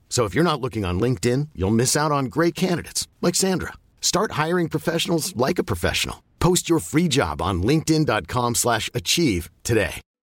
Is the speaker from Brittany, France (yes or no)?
no; Bergerac, Nouvelle-Aquitaine, France; je viens de Bergerac, c'est un milieu un peu plus, euh, un peu plus rural